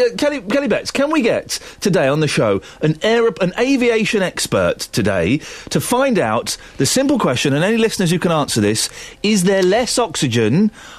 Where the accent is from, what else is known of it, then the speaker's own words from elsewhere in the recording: Slough, South East England, United Kingdom; I'm 40 years old. I was born in Slough and my birthday is June the 9th, 1973.